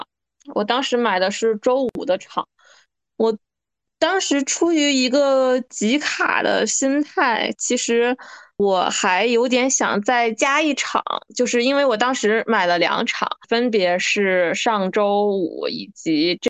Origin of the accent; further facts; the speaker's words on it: northern China, China; 身为北方人的我